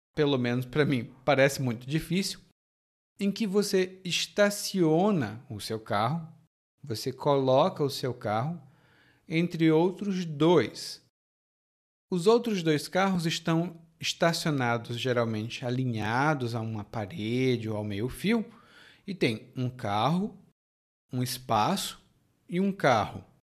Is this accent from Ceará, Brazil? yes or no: yes; Fortaleza, Ceará, Brazil; now in Salvador, Brazil; Fortaleza de onde eu sou